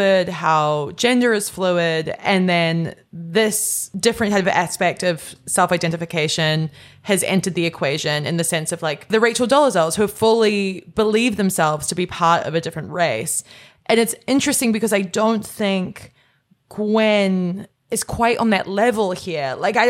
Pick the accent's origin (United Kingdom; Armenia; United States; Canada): Canada; I'm Canadian, but I just don't think it crosses over that way.